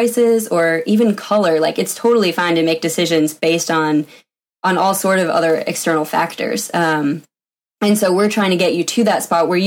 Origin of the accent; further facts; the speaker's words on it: Vermont, United States; moved away as an adult; also born or lived in Washington; I grew up in Vermont, went to a big engineering school on the East Coast